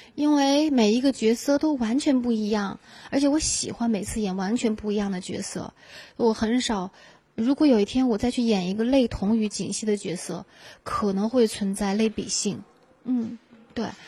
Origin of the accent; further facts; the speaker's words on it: Gansu, China; moved away; 从小在甘肃电视台就做十二节目主持，那时候我还是一个学生呢